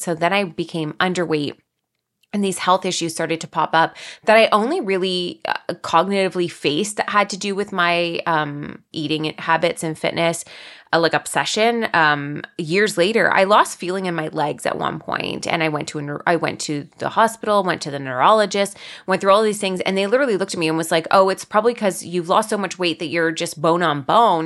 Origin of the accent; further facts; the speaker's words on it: Guelph, Ontario, Canada; I am from Guelph, Ontario. It's about an hour and a bit outside of Toronto in Canada